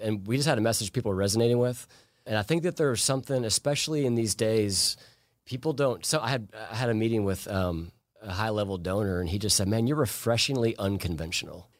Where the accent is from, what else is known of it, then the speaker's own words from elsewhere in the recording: Plainfield, Illinois, United States; moved away as an adult; also born or lived in Chicago, Illinois; now in Forsyth County, Georgia, United States; I grew up in a small town called Plainfield, Illinois, outside of Chicago